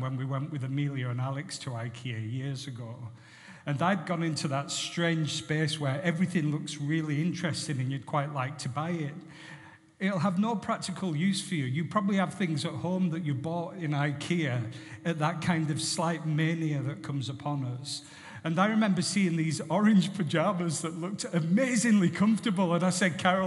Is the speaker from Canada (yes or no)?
no; Barrow-in-Furness, North West England, United Kingdom; I was brought up in Barrow Infirmary